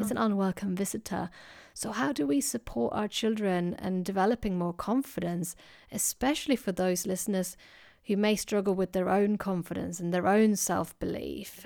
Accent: Sweden; now in United Kingdom; as you can hear, I, I come from Sweden

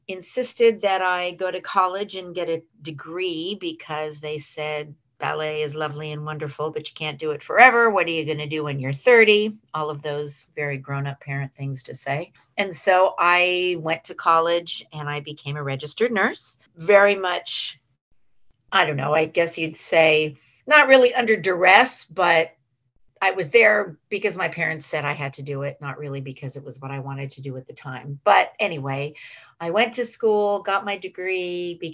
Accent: San Francisco, California, United States; I worked in a few different hospitals in the San Francisco area where I was born and raised. I'm a native San Franciscan, which is a rare breed.

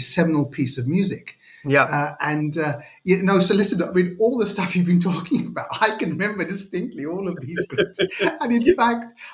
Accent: London, United Kingdom; growing up in Northwest London

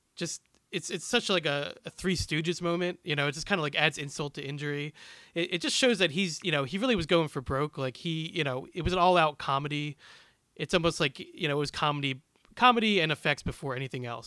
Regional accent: Philadelphia, Pennsylvania, United States; I am from the Philadelphia area.

